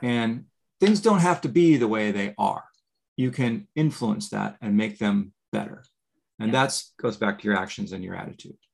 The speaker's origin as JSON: {"language": "English", "region": "California", "country": "United States", "tie": "born or raised there", "moved": "as an adult", "lives_now": "Florida, United States", "said": "I grew up in California and I just recently moved to Florida"}